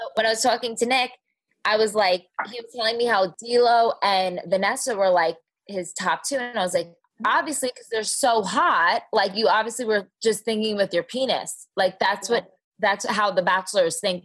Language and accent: English; New Jersey, United States; accent: Jersey; now in Dallas, United States; I grew up in Jersey